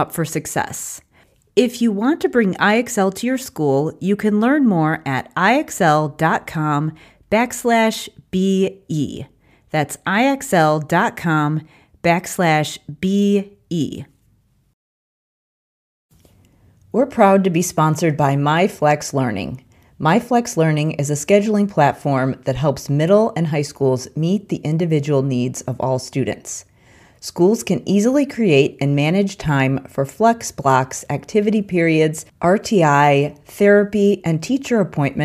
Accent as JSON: {"language": "English", "town": "Chicago", "region": "Illinois", "country": "United States", "tie": "born or raised there", "said": "I grew up in the Chicago area, which meant I lived in a community with an abundance of organizations"}